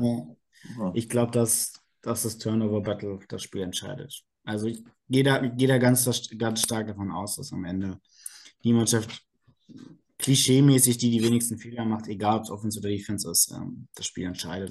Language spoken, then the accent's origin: German; Berlin, Germany; moved away as an adult; now in Karlsruhe, Germany; komme gebürtig aus Berlin, äh, wohne jetzt in Karlsruhe